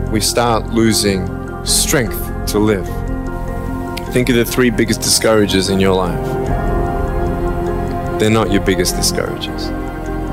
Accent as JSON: {"language": "English", "country": "Australia", "tie": "born or raised there", "moved": "as an adult", "lives_now": "California, United States", "said": "I was born in Australia in 1982, moved from Australia to California in the year 2006."}